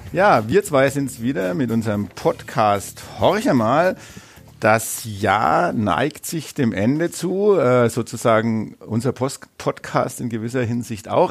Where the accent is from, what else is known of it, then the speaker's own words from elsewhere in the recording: Bavaria, Germany; also born or lived in Nuremberg; Ich komme aus dem Landkreis neustadt eichbad winsheim